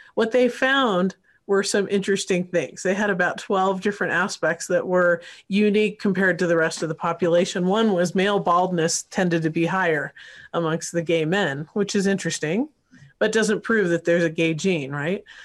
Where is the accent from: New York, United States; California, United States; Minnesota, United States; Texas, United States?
California, United States; Northern; moved away; I grew up partly in California, so Northern Cal, and went to U C Santa Barbara